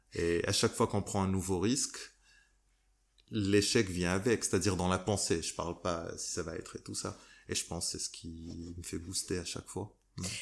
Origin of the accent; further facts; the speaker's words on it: Morocco; moved away; also born or lived in Dubai / Bali; je suis marocain, je viens d'une société marocaine